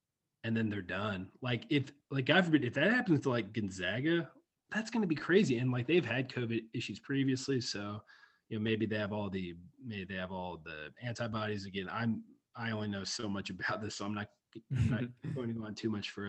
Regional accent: Kentucky, United States; it's probably from growing up in Kentucky

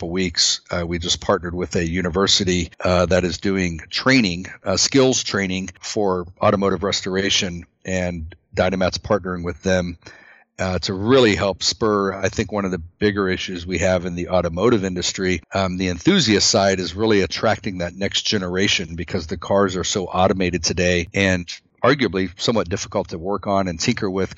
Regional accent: United States; We're both American made

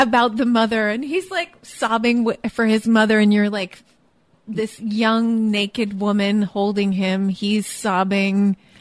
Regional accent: Alaska, United States; moved away; I am from Alaska

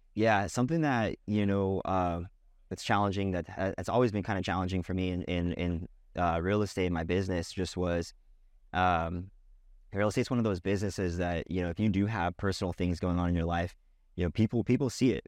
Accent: Boise, Idaho, United States; also born or lived in Sacramento, California; I'm from Boise, Idaho. Um, originally was born in Sacramento, California. Moved, uh, out to Boise when I was, uh, about, when I was nine, ten years old.

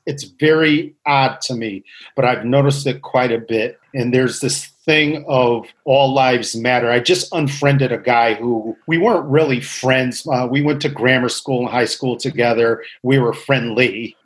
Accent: Waterbury, Connecticut, United States; I grew up in Waterbury, Connecticut. I was born here, lived all my life here.

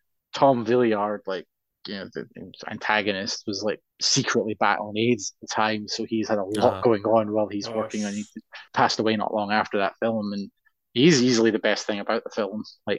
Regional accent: Glasgow, Scotland, United Kingdom; I'm from Glasgow, so that's a regular occurrence.

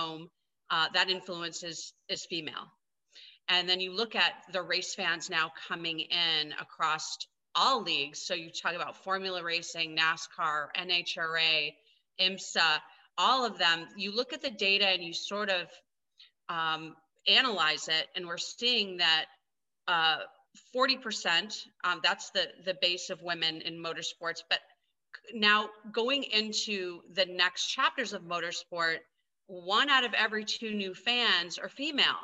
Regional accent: Grand Rapids, Michigan, United States; now in Los Angeles, United States; I was born and raised in Grand Rapids, Michigan

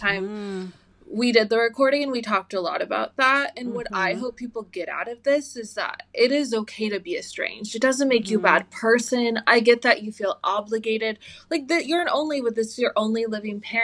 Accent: United States; I was raised in America

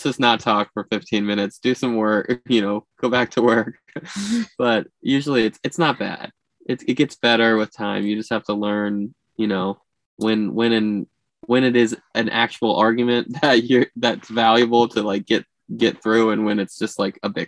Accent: Florida, United States

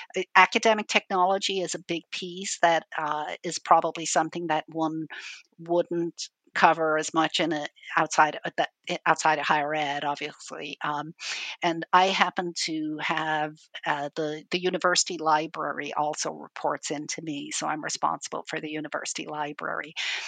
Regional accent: Dublin, Leinster, Ireland; I'm originally from Ireland. I grew up in Dublin, in Ireland.

